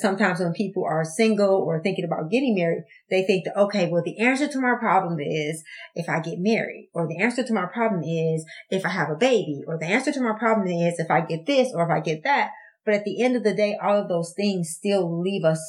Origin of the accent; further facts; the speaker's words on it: Detroit, Michigan, United States; I grew up in Detroit, I grew up without a lot of things